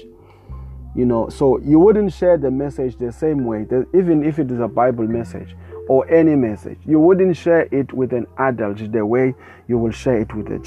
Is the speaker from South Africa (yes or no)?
yes; South Africa; I come all the way from South Africa